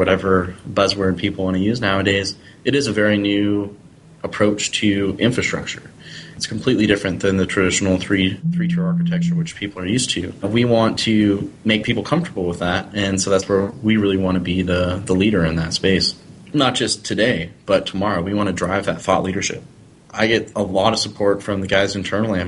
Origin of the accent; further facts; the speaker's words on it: the Northwest, Pacific Northwest, United States; I'm from the Northwest